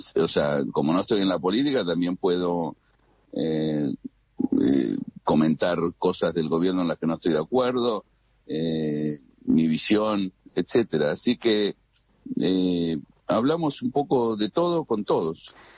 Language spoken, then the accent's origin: Spanish; Argentina; moved away as an adult; now in United States; hace 40 años que vivo en Estados Unidos, hace 35 años que trabajo en Wall Street, eh, me interesa la política argentina, soy argentino